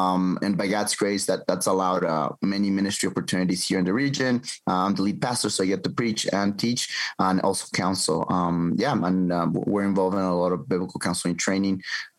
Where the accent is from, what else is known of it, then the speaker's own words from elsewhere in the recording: Quito, Pichincha, Ecuador; moved away as an adult; also born or lived in United States; I was born and raised in Quito, Ecuador. By God's grace, now I'm back in my country after 10 years in the U.S.